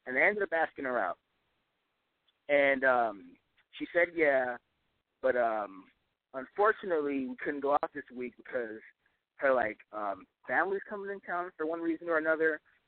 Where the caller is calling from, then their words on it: Los Angeles, California, United States; 19, calling from Los Angeles.